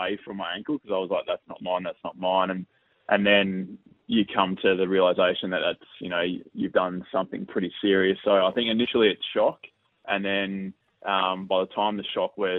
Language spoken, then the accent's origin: English; Victoria, Australia; moved away as an adult; now in Adelaide, Australia; I'm from Victoria, and I've been playing in the VFL